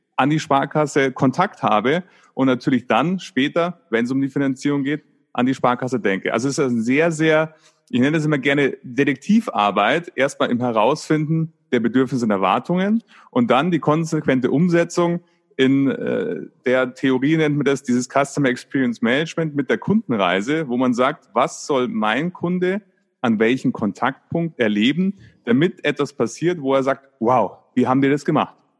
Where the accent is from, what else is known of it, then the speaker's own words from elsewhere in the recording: Munich, Bavaria, Germany; In, in Bayern, ich komme aus München